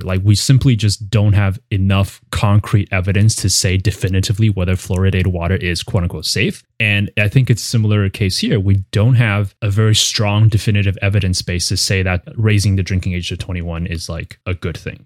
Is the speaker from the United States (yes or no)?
no; Taiwan; moved away; I grew up in Taiwan